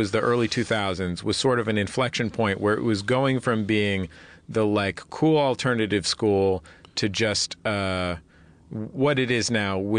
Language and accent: English; San Francisco, California, United States; I'm from the Mission in San Francisco.